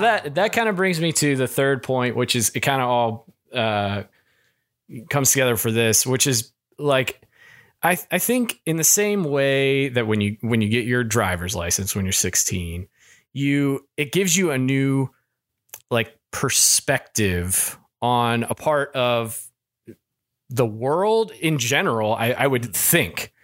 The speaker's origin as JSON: {"language": "English", "region": "Kentucky", "country": "United States", "moved": "yes", "said": "I, I'm from Kentucky"}